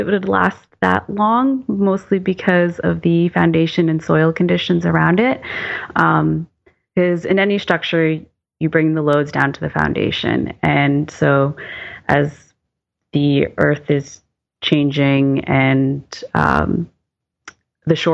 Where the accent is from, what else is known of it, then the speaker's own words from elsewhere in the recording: East Coast, United States; moved away; I'm from the East Coast, where our big loading was snow